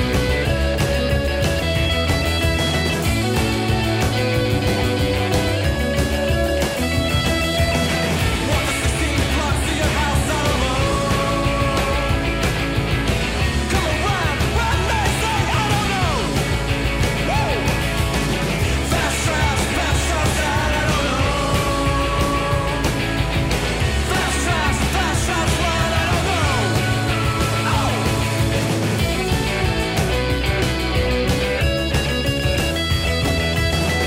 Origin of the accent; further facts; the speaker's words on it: New York, United States; I grew up in New York